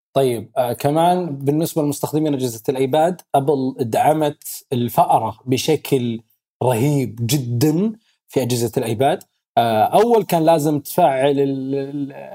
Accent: Saudi Arabia; احنا عندنا بالسعوديه

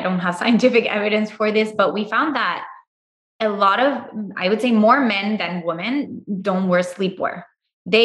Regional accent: Puerto Rico; moved away as an adult; also born or lived in Chicago / Miami / Tulum; now in Austin, United States; I'm originally from Puerto Rico. I first came to the US for my undergrad.

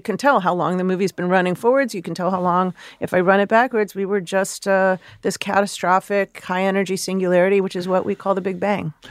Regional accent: Chicago, Illinois, United States; I'm a city kid. I grew up in Chicago

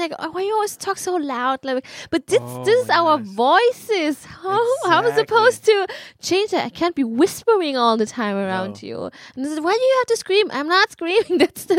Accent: Germany; English is a second language; now in Sweden; Oh, I come from Germany.

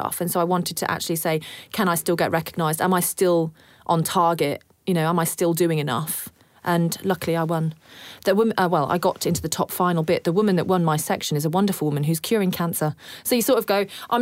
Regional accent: United Kingdom; now in Australia; Being British born as well

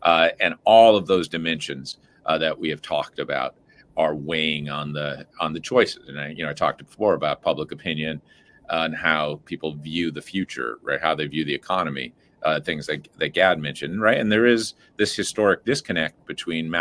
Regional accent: just outside of Scranton, Pennsylvania, United States; I grew up just outside of Scranton

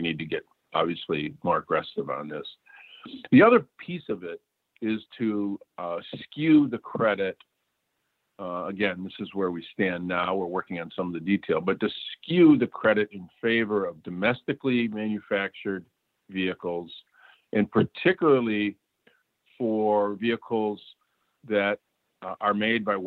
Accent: Flint, Michigan, United States; my hometown of Flint

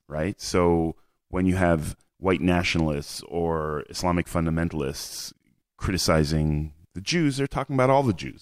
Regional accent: Montreal, Quebec, Canada; moved away as an adult; now in Israel; moved to Canada, where I grew up

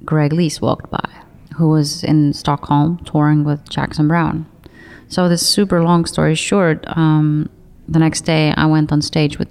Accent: Saare County, Estonia; moved away; also born or lived in Tallinn; I'm from the biggest island called Saaremaa

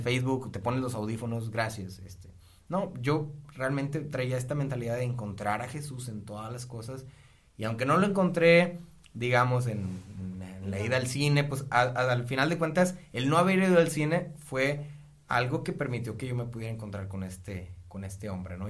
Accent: Río Bravo, Tamaulipas, Mexico; soy originario de Río Bravo, Tamaulipas

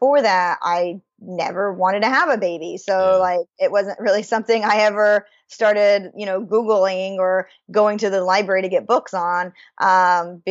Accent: Idaho, United States; I'm originally born and raised in Idaho

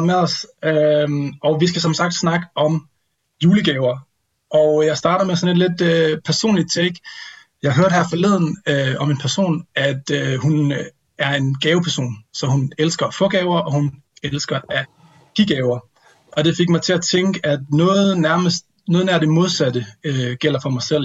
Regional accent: Vodskov, North Denmark Region, Denmark; moved away; jeg sidder her på øh, juleferie øh, hjemme med mine forældre i Voskov i Nordjylland

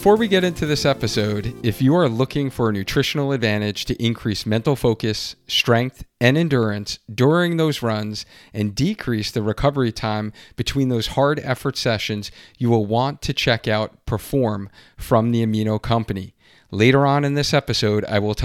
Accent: Long Island, New York, United States; we grew up in Long Island, New York

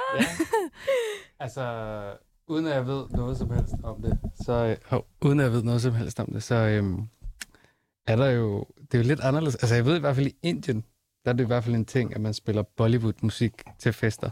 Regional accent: Denmark; Jeg føler, at Danmark er mit hjemland

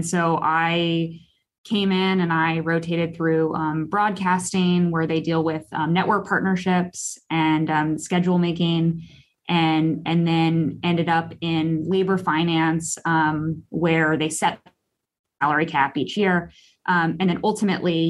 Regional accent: San Diego, California, United States; I grew up in San Diego.

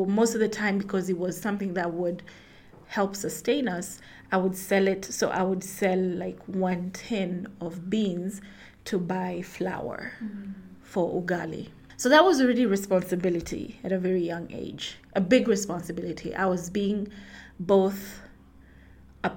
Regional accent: Rift Valley, Kenya; now in Nairobi, Kenya; I grew up in Rift Valley, Kenya, live in Nairobi

